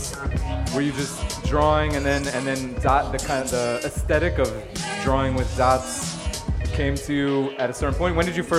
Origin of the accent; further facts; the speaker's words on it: New York City, New York, United States; I'm also from Brooklyn.